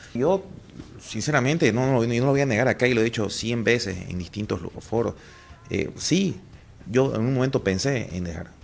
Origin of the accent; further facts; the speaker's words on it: Bolivia; Soy boliviano